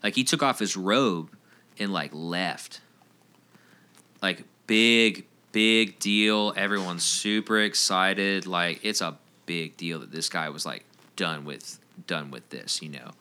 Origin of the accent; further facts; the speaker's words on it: Roswell, Georgia, United States; I grew up in Roswell, downtown Roswell area